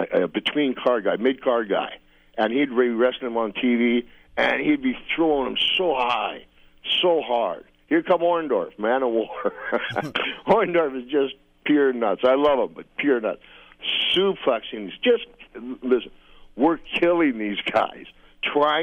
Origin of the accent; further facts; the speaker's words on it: Saskatoon, Saskatchewan, Canada; I was born in Saskatoon.